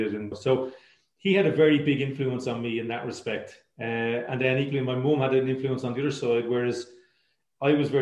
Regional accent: Dublin, Leinster, Ireland; I grew up in Artane

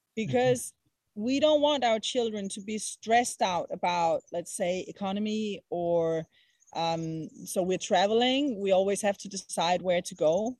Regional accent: Copenhagen, Capital Region of Denmark, Denmark; moved away; i come from Copenhagen, and I come from Western society

